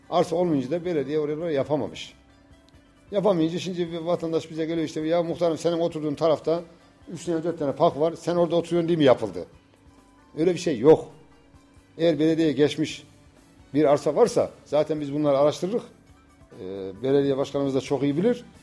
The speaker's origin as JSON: {"language": "Turkish", "country": "Turkey", "tie": "born or raised there", "said": "Doğma büyüme Yavuzhan çocuğuyum."}